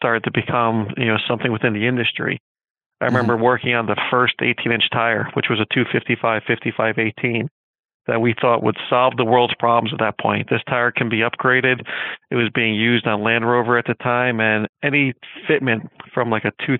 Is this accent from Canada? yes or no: no; Northeast, United States; also born or lived in Connecticut; Growing up in the Northeast environment